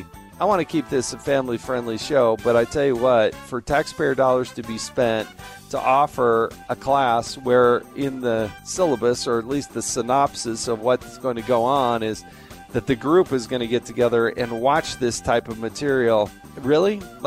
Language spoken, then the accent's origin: English; Intermountain West, United States; also born or lived in the West Coast; I grew up primarily in the West, the Intermountain West, the Rocky Mountains, the West Coast.